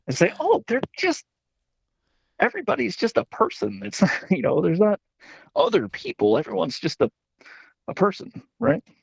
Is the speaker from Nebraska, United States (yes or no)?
no; West Virginia, United States; I'm from West Virginia